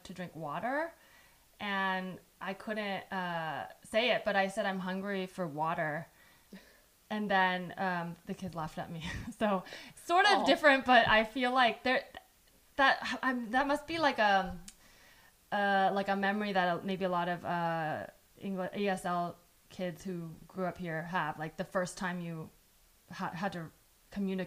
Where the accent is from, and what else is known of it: San Jose, California, United States; born or raised there; first language Chinese; English is a second language